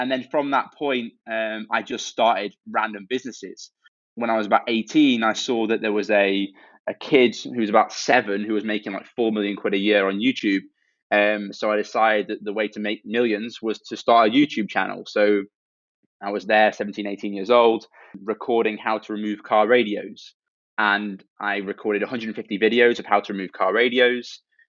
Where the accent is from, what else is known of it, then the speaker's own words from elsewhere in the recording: Cambridge, East of England, United Kingdom; Every time I say I'm from Cambridge, people are like, oh, you must be.